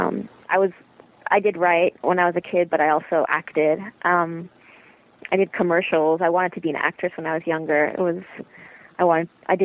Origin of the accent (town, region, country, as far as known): Toronto, Ontario, Canada; born or raised there; also born or lived in Montreal